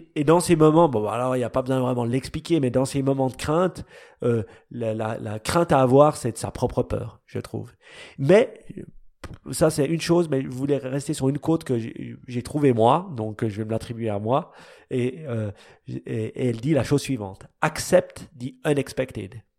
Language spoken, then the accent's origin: French; Switzerland; nous, les Suisses